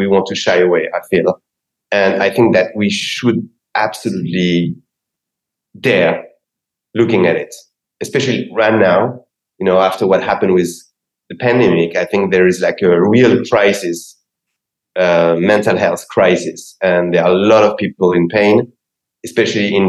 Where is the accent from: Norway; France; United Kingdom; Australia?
France; Paris, Île-de-France; moved away as an adult; now in Los Angeles, United States; I come from Paris, and this is my city